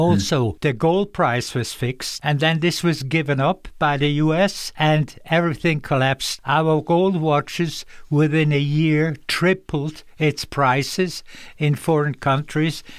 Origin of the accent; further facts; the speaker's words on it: Dübendorf, Zurich, Switzerland; I grew up in a little place called Dubendorf, but Dubendorf was the first official official airport of Zurich